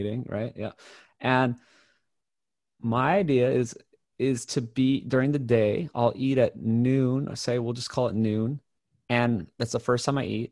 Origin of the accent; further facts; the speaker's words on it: Hawaii, United States; I grew up in Hawaii